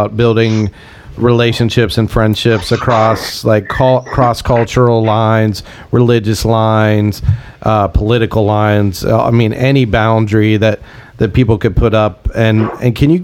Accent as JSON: {"language": "English", "town": "Pittsburgh", "region": "Pennsylvania", "country": "United States", "said": "we're from Pittsburgh"}